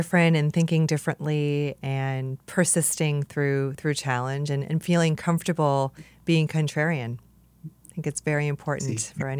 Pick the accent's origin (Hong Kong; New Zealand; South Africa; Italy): Hong Kong; You spent time in Hong Kong, which is also where I'm from